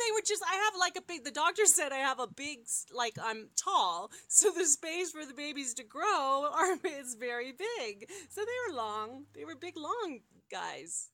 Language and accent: English; California, United States; also born or lived in Colorado; now in Denver, United States; I grew up in California